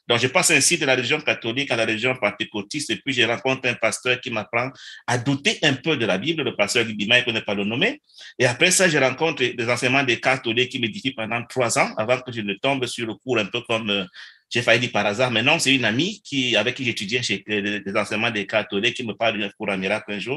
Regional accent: Cameroon; moved away as an adult; now in Canada; je suis venu, j'ai immigré du Cameroun au Canada, si vous me permettez Sylvain, parce que je voulais donner une chance de meilleures études à mes

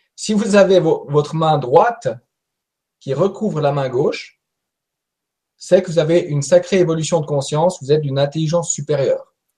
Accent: Valais, Switzerland; je viens de Suisse. Je suis un petit Suisse qui vient du Valais

